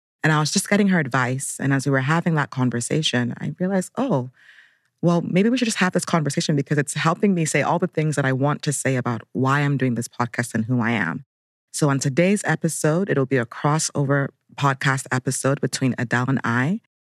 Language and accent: English; Abuja, Federal Capital Territory, Nigeria; now in Brooklyn, United States; I'm Nigerian American. I live in Brooklyn, New York, but Abuja, Nigeria is also home.